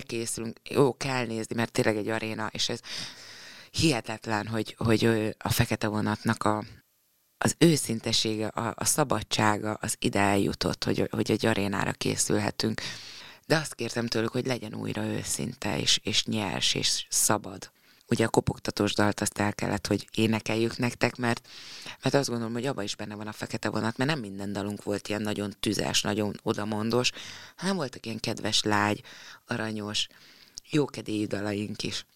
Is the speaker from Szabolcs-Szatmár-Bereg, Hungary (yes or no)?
yes; Nyíregyháza, Szabolcs-Szatmár-Bereg, Hungary; moved away; Én jártam is ott suliba